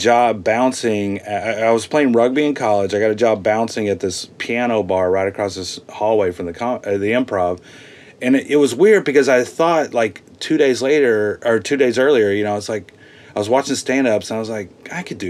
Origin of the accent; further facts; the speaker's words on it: Texas, United States; moved away as an adult; now in Los Angeles, United States; I'm from Texas